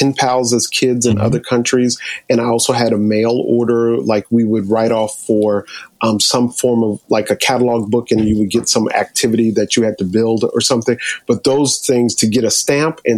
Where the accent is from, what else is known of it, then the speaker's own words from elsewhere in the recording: New York, United States; I'm from New York.